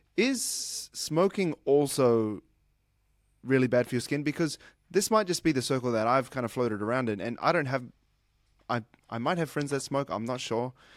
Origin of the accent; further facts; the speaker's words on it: New Zealand; now in Sydney, Australia; I was born in New Zealand, but I moved to Australia because it's warmer